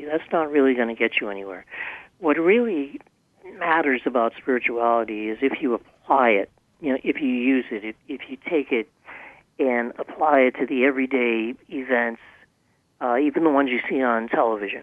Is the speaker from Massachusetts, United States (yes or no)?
yes; Boston, Massachusetts, United States; the kind of colorful street language that I was brought up with in the Boston area